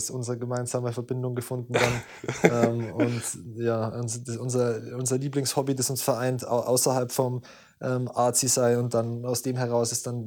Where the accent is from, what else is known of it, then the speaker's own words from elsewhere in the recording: Southern Germany, Germany; ich komme aus Mellig. Ähm, das ist ein kleines Kaff am Arsch der Welt, ähm, am unteren Ende von Deutschland.